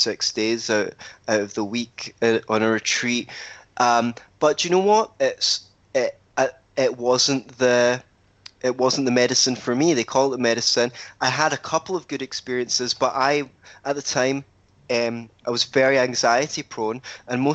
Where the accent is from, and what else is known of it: Scotland, United Kingdom